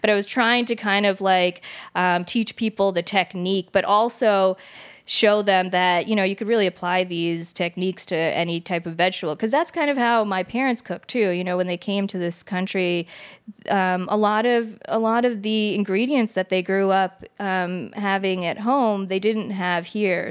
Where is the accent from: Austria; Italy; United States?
United States; New Jersey; I grew up in Jersey in kind of, I guess, a multicultural home.